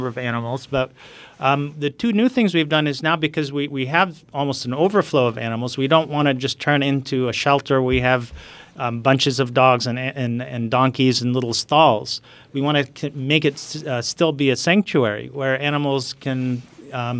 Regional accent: Nablus, West Bank, Palestine; And I'm from Nablus, which is the largest Arab city in the West Bank.

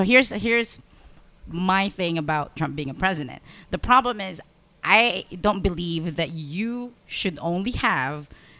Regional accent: Philippines; You have, and I'm coming from the Philippines.

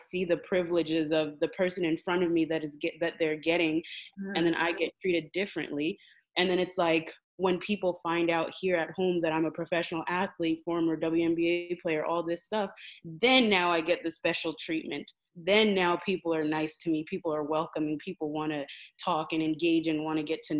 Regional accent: Canada; also born or lived in Texas / Florida; I'm from Canada, so I naturally have an accent

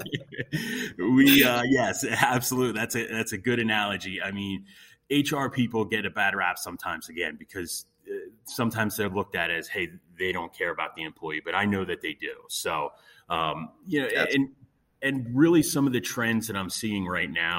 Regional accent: Montgomery County, Pennsylvania, United States; also born or lived in Chester County, Pennsylvania; I am born and raised here in Pennsylvania. I grew up in Montgomery County

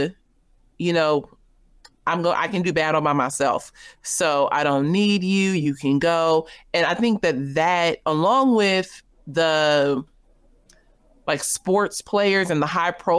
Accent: the West, United States; I'm from the West

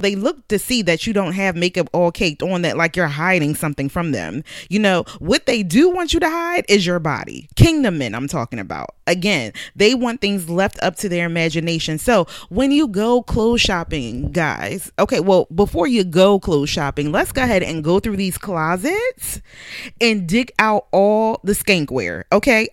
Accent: Philadelphia, Pennsylvania, United States; I grew up in Southwest Philadelphia

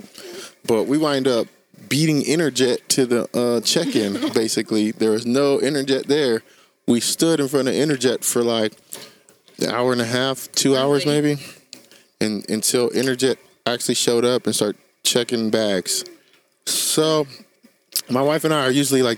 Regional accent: Sacramento, California, United States; we're from Sacramento

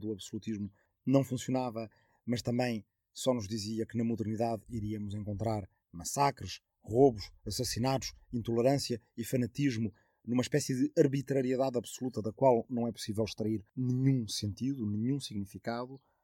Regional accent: Arrifana, Ribatejo, Portugal; minha aldeia de origem, de Arrifana, no Ribatejo

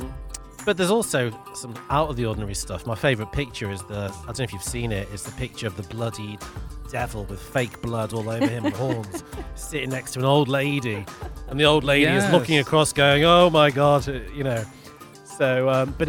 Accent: United Kingdom; now in Mallorca, Spain; I'm Brit

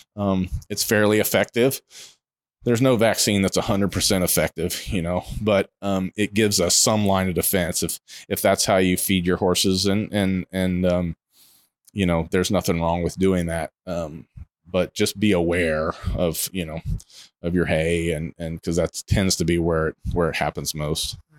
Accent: Ohio, United States; now in Ocala, United States; I grew up in Ohio. I grew up in the Midwest.

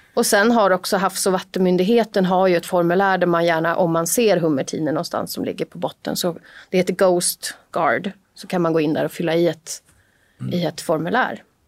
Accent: Haninge, Stockholm County, Sweden; Jag är ju då från Jordbro, en ganska tafflig förort till Stockholm.

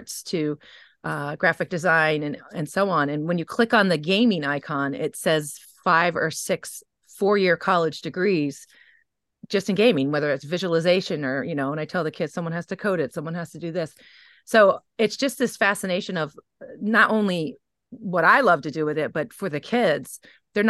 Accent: New England, United States; also born or lived in Kansas City, Missouri; I'm from New England

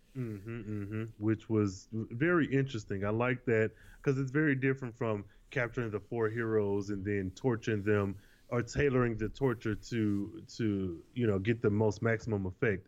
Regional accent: Michigan, United States; I'm from Michigan and I know it only takes three hours to get to Chicago from my hometown

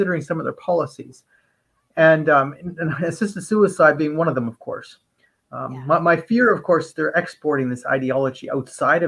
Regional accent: Canada; I'm a Canadian

